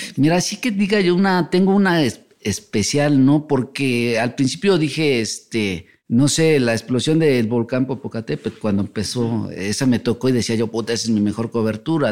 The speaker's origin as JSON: {"language": "Spanish", "region": "Mexico City", "country": "Mexico", "said": "de aquí, de la Ciudad de México."}